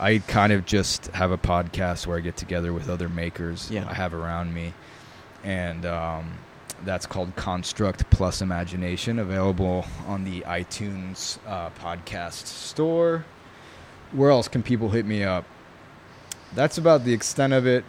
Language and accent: English; New York, United States; first language Italian; English is a second language; I grew up in New York.